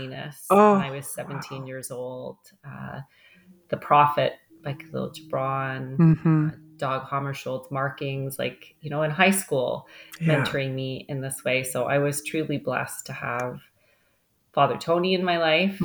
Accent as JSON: {"language": "English", "region": "Ontario", "country": "Canada", "tie": "born or raised there", "also_born_or_lived": "Mississauga", "lives_now": "Hamilton, Canada", "said": "both my parents are from Newfoundland, but I was born here in Ontario. They emigrated here in the 1960s. So grew up in a very Catholic family."}